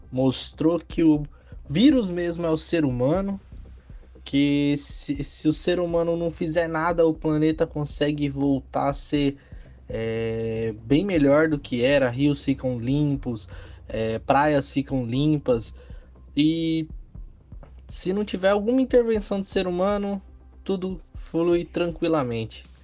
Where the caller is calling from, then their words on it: Indaiatuba, São Paulo, Brazil; sou de Indaiatuba, São Paulo